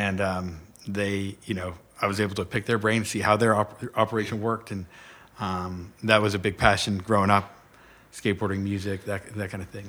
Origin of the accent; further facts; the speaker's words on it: Orange County, California, United States; now in Pittsburgh, United States; I was born in Orange County, California